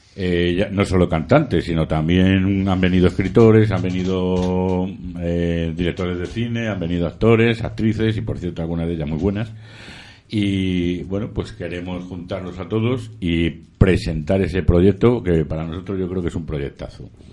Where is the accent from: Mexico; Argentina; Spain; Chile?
Spain; Madrid, Community of Madrid; yo soy madrileño, eh, muy madrileño